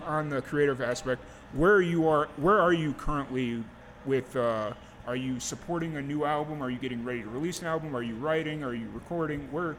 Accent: Chicago area, Illinois, United States; now in Roswell, United States; I grew up in Chicago, but if I tell everybody where I really grew up, they'd be like, no clue.

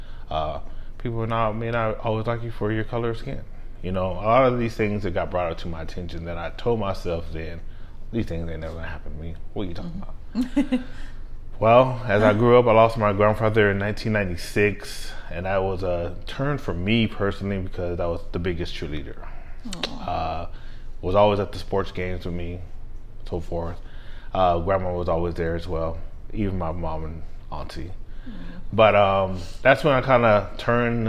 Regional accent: El Paso, Texas, United States; I was born and raised in El Paso, Texas, to a military family

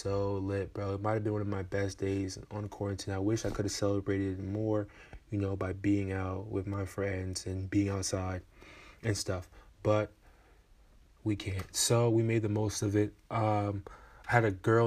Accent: Port-au-Prince, Ouest, Haiti; I was born in Port-au-Prince, Haiti

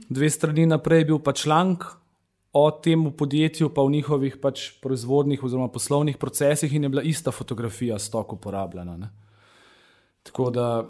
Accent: Slovenia; Slovenci smo

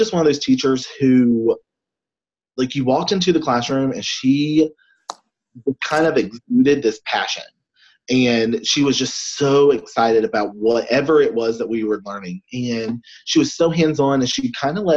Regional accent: North Carolina, United States; also born or lived in Tennessee; I am actually about an hour from my hometown right now, and grew up, born and raised here, right at the beach.

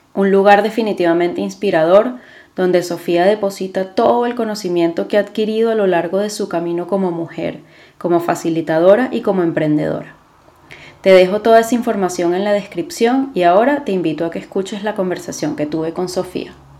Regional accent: Venezuela; moved away as an adult; now in Spain; yo soy de Venezuela. Eh, yo vivo ahora en España, pero yo, yo nací en Venezuela y viví a los 24 años en Venezuela

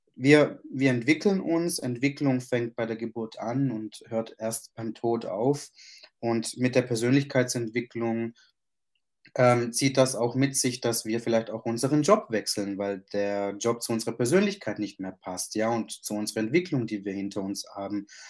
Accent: Germany; also born or lived in Sicily, Italy (parents' origin); Meine Eltern kommen aus Ita-, aus, aus, aus Italien, genauer gesagt aus Sizilien. Und ich bin hier geboren und aufgewachsen

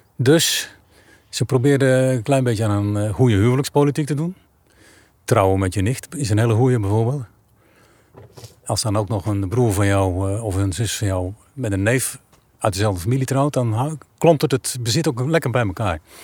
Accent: Asperen, Gelderland, Netherlands; moved away; Ik ben ook aan een rivier geboren en getogen. Ik kom uit Asperen en dat ligt aan de Lingen.

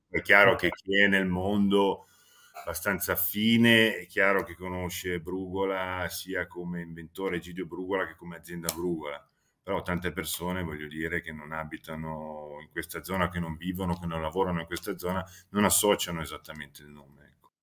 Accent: Milan, Lombardy, Italy; la sera preferisco tornarmene a casa a Milano perché sono sempre cresciuto lì sin da piccolo

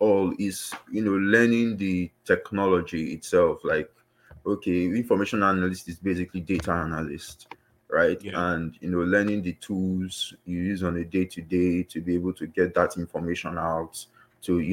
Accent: Nigeria; moved away as an adult; now in United Kingdom; I'm a Nigerian that migrated to the UK for a master's course in health

